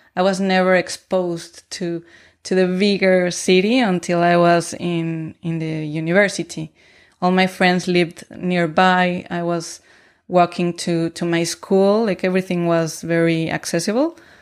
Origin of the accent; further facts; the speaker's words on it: Mexico City, Mexico; moved away as an adult; also born or lived in Toronto; now in Bremen, Germany; I grew up in the south part of the city in a well in a gated community uh, next to El Bosque de Tlalpan.